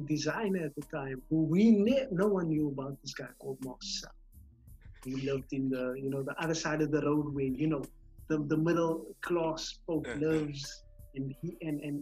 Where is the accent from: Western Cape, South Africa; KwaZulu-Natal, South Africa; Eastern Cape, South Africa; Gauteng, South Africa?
Western Cape, South Africa; Cape Town; I was growing up in Kelsra, in the northern parts of the Cape Flats